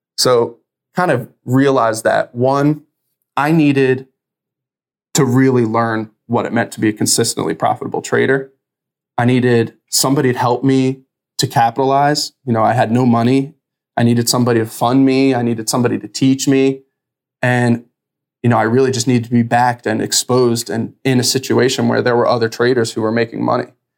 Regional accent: New Jersey, United States; I'm from New Jersey, so my family's all around there

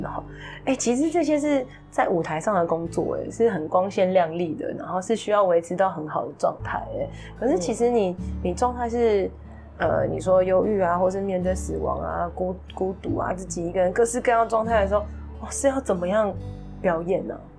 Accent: Taipei, Taiwan; 就我们是台北人哦

